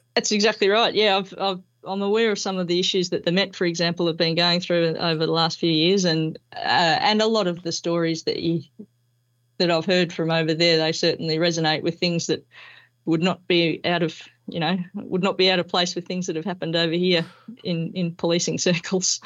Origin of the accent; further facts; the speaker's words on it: Melbourne, Victoria, Australia; moved away as an adult; also born or lived in Queensland; I was born here in Melbourne and, um, did all my schooling and university, uh, down here